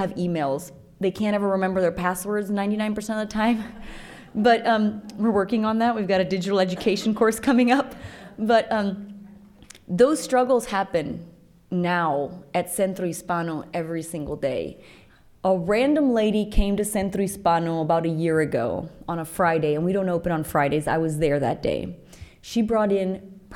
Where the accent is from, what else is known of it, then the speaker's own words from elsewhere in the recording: San José, Copán, Honduras; moved away as an adult; now in United States; when I was growing up in San Jose, Copan, that's where I was born